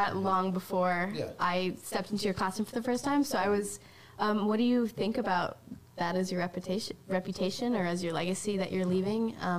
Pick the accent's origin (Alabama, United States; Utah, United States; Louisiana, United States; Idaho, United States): Idaho, United States; moved away; I'm from Idaho.